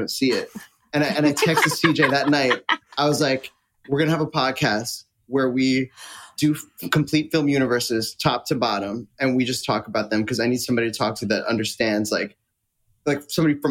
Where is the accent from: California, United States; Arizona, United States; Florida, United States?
Florida, United States; I grew up in Florida